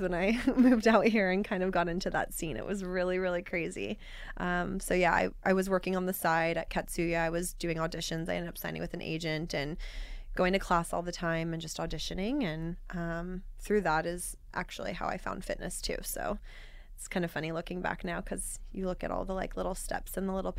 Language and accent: English; Overland Park, Kansas, United States; moved away as an adult; also born or lived in Arizona / Los Angeles; I grew up in Kansas, Overland Park, Kansas.